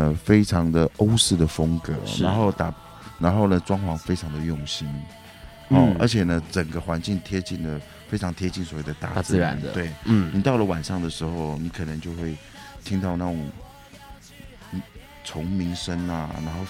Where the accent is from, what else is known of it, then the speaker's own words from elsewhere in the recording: Hualien County, Taiwan; 那我说我一下我的家乡好了。东半部的话，其实我是非常推荐花莲的六十石山。